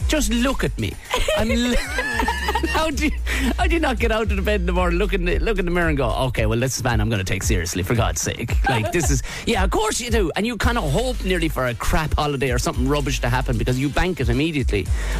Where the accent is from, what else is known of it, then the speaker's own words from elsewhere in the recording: Tipperary, Ireland; because I'm from Tipperary